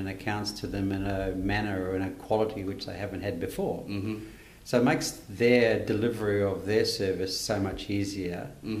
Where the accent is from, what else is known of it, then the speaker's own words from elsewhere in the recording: New Zealand; born there; Okay, for fear that you may terminate this podcast early, I'm a Kiwi by birth.